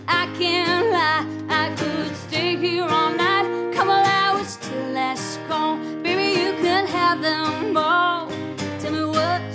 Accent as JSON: {"language": "English", "region": "Montana", "country": "United States", "said": "I'm from Montana."}